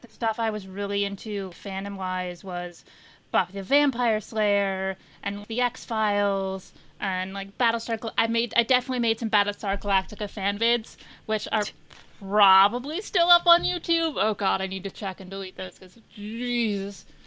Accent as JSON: {"language": "English", "region": "Indiana", "country": "United States", "said": "I'm from Indiana"}